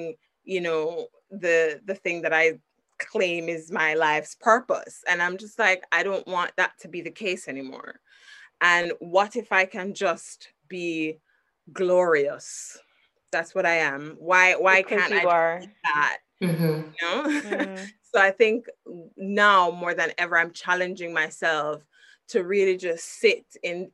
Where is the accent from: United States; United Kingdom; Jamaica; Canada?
Jamaica; I'm inherently Jamaican. Like, I'm Jamaican deep into my marrow